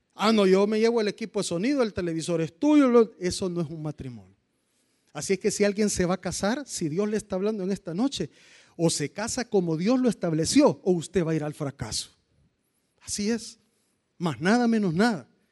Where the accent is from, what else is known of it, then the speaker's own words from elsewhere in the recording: Cojutepeque, Cuscatlán, El Salvador; los que somos de Cojute.